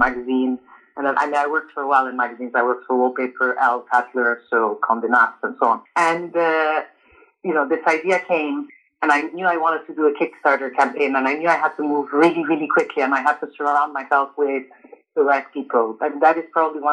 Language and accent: English; Montreal, Quebec, Canada; moved away as an adult; also born or lived in Lebanon / Paris, France; now in London, United Kingdom; Born in Lebanon, but immigrated to Canada when I was 3. So I grew up in Canada